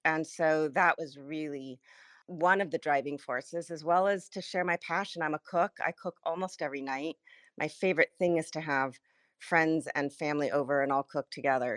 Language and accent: English; Los Angeles, California, United States; I was born and raised in the San Fernando Valley in a place called Sherman Oaks